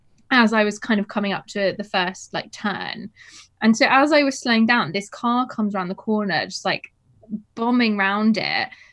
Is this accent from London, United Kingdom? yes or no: yes; Wimbledon, London, United Kingdom; I'm always like from Wimbledon, like where the tennis.